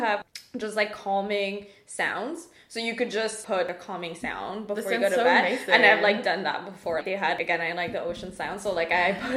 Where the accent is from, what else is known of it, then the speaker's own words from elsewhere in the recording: Mauritius; moved away as an adult; now in Canada; I'm from Mauritius, as you know, which is like, right, for people who don't know, it's an island east of Madagascar, so really far